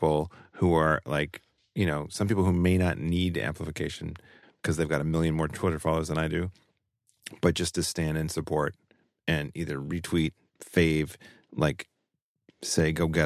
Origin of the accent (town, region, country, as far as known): Utah, United States; born or raised there